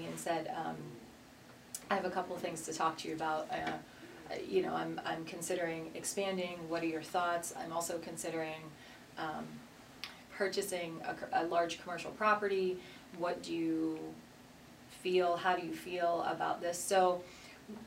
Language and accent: English; southwestern Pennsylvania, United States; Born and raised in southwestern Pennsylvania, about 45 minutes south of the city, and I actually live now with my family in the house that I grew up